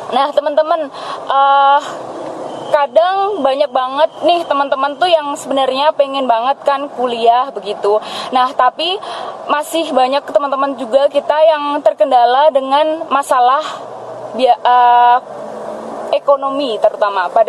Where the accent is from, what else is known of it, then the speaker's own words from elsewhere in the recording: Klaten, Central Java, Indonesia; prodinya pendidikan bahasa Indonesia dan aku berasal dari Klaten